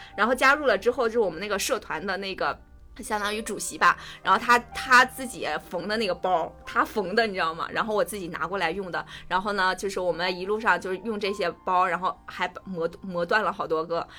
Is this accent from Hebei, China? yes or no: yes; Tangshan, Hebei, China; 我家乡是唐山的